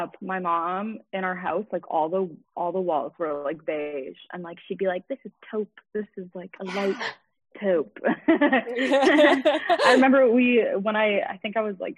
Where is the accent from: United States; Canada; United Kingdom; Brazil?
Canada; Richmond Hill, Ontario; also born or lived in Toronto; I was born in Toronto, but we moved to Richmond Hill when I was like 5, so I lived there for like until I was finished high school.